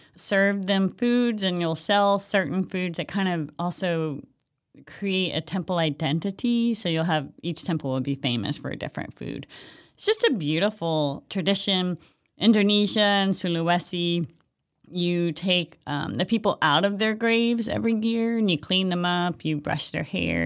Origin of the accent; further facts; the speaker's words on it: Hawaii, United States; moved away; I'm from Hawaii originally